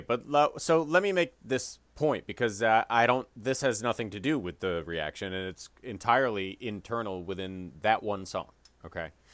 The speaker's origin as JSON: {"language": "English", "town": "Chicago", "region": "Illinois", "country": "United States", "tie": "born or raised there", "said": "the Chicagoland area growing up in the Midwest"}